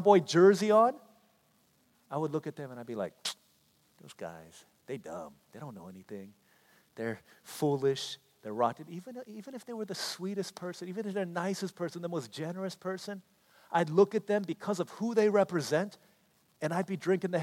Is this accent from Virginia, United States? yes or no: yes; D.C., Virginia, United States; also born or lived in Washington, D.C.; growing up in Washington, D.C., in Virginia, in the shadow of D.C.